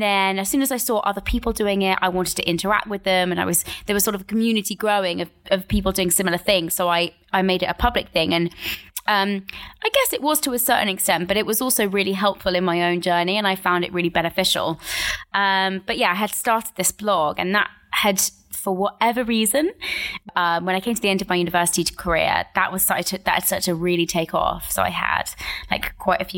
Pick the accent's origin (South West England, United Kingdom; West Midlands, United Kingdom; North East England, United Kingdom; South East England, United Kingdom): South East England, United Kingdom; Buckinghamshire; I grew up in Buckinghamshire, in just outside of London